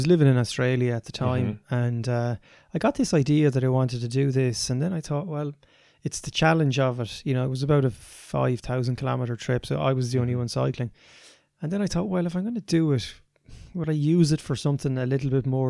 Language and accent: English; Ireland; You know, I grew up here in Ireland.